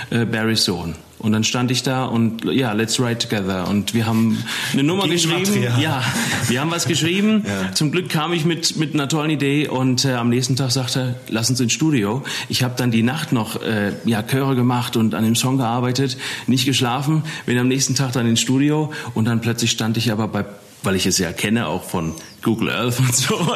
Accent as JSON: {"language": "German", "town": "Eppstein", "region": "Hesse", "country": "Germany", "said": "ja, von Wiesbaden oder von Epstein. Ich komme ursprünglich aus Epstein"}